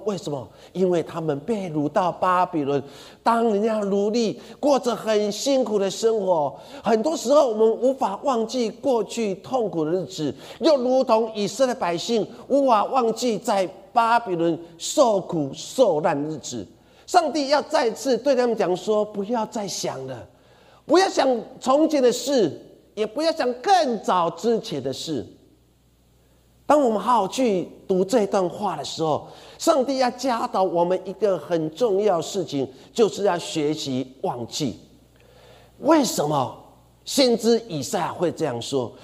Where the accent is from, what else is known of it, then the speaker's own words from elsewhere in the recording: Sanchong, New Taipei, Taiwan; 我每次我的外公从彰化来到三重的时候